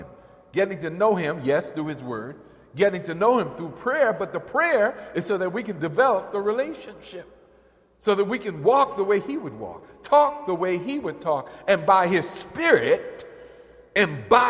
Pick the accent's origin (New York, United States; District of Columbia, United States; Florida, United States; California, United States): New York, United States; in the church I grew up in New York